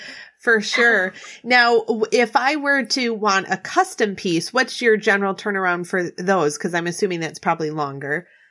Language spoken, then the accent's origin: English; Scotland, United Kingdom; I'm Scottish.